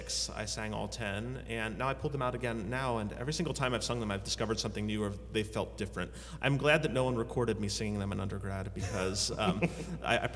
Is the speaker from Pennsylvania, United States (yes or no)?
yes; Reading, Pennsylvania, United States; moved away as an adult; also born or lived in Ithaca, New York / Horseheads, New York / New England / Wisconsin; now in Auburn, United States; I grew up in Pennsylvania